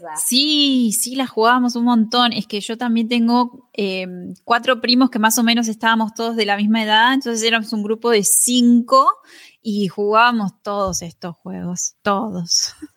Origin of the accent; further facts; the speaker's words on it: Argentina; Ella es argentina, como yo